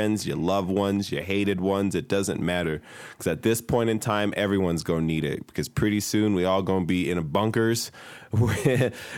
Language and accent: English; Nigeria; now in Salt Lake City, United States; I'm Nigerian